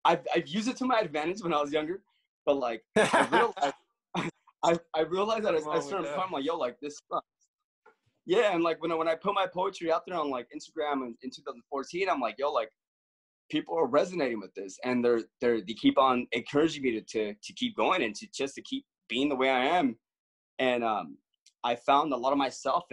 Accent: Los Angeles, California, United States; I grew up in Los Angeles

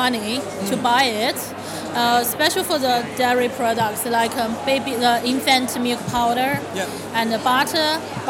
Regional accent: Beijing, China

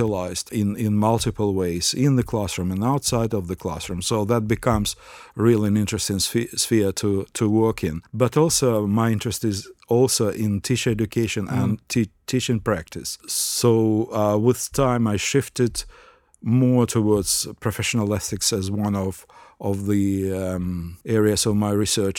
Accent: Ukraine; English is a second language; now in Australia; Well, I came from Ukraine to Australia, and Ukraine is a relatively monocultural nation.

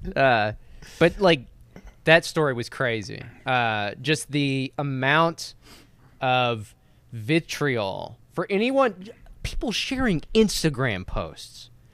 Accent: the American South, United States; I was born and raised in the American South my entire fucking life

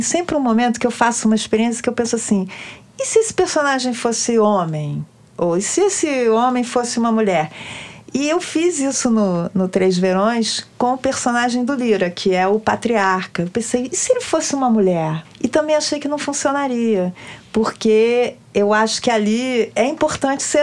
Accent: Brazil; eu cresci no Brasil, né, e ah, moro no Brasil

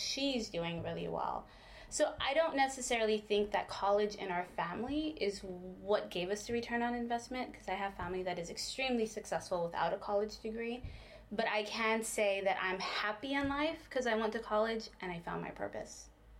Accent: Brownsville, Texas, United States; moved away as an adult; also born or lived in Ohio; I grew up in Brownsville, Texas, but I had to go to Ohio to find out about my culture.

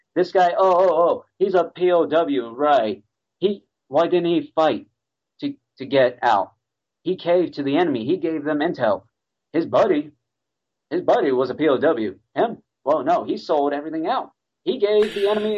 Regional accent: United States; as an American

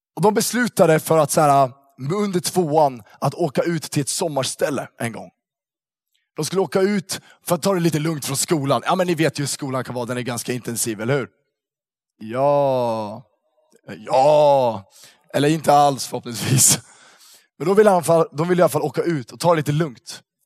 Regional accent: Uppsala, Uppsala County, Sweden; moved away; Jag kommer från Uppsala från början

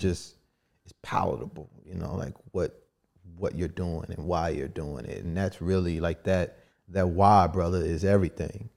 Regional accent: Kansas City, Missouri, United States; moved away as an adult; also born or lived in Virginia; now in Washington, D.C., United States; I'm originally from Kansas City.

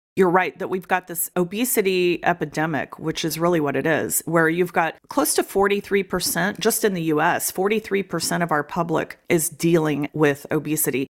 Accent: Austin, Texas, United States; moved away as an adult; also born or lived in Dallas, Texas; now in New Hampshire, United States; I grew up in the Austin area mostly

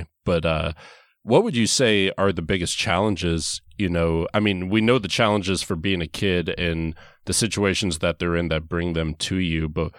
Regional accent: Nebraska, United States; I grew up in Nebraska

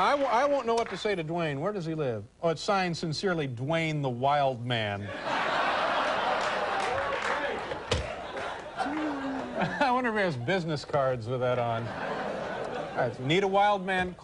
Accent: Indianapolis, Indiana, United States; now in New York City, United States; my hometown

